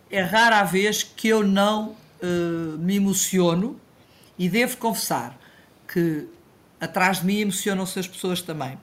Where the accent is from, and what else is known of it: Portugal